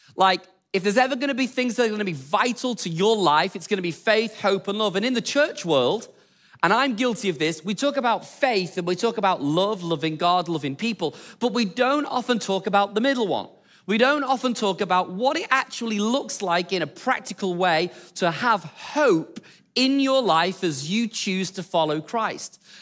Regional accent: England, United Kingdom; we're English

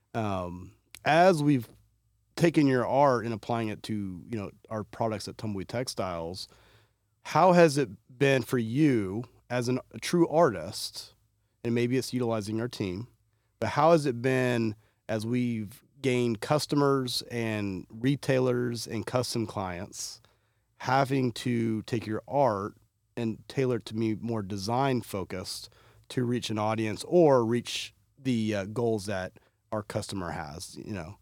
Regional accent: Fort Worth, Texas, United States; I'm from Fort Worth

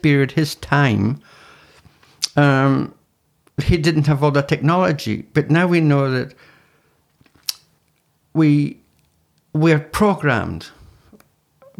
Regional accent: Scottish Highlands, Scotland, United Kingdom; I'm Scottish, from the Highlands. You know, in Scotland.

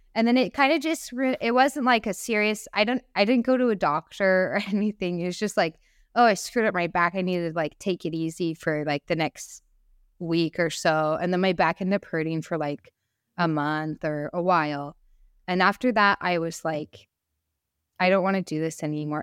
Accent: United States; also born or lived in San Francisco; I am so lucky to be born in America and raised as an American woman

